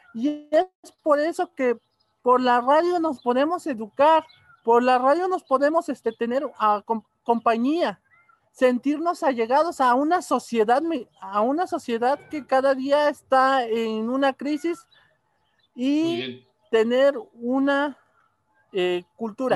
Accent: Mexico; nosotros como mexicanos

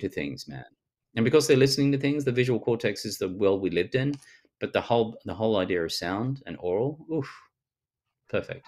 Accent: Australia; accent: Australian

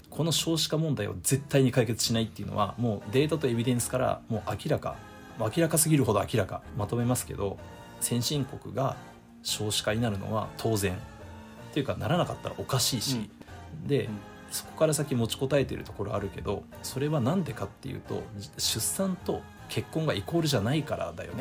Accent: Japan; 日本で生まれ育ってる

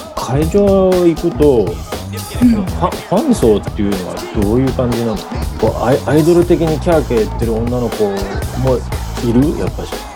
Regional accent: Shizuoka, Japan; 俺は逆に静岡から出たことがなくて

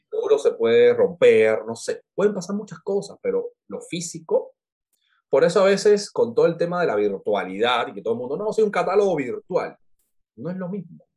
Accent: Cuba; moved away as an adult; now in Lima, Peru; nosotros como cubanos somos, somos tan adaptables

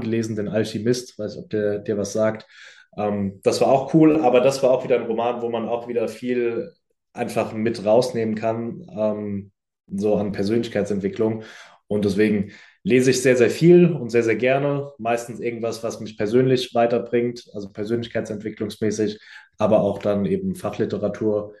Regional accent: near Frankfurt, Hesse, Germany; moved away as an adult; now in Düsseldorf, Germany; ich komme ja ursprünglich aus der Nähe von Frankfurt

